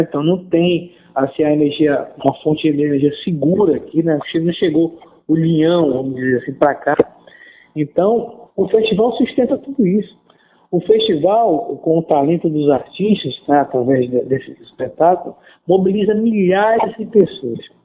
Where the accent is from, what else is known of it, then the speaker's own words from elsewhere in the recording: Manaus, Amazonas, Brazil; now in Parintins, Brazil; eu sou de Manaus, capital do estado do Amazonas